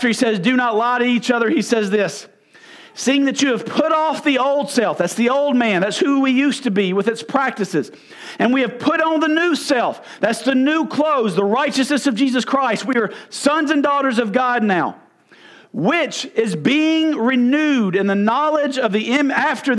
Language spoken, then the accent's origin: English; United States; also born or lived in Arkansas; I'm from Mississippi or Arkansas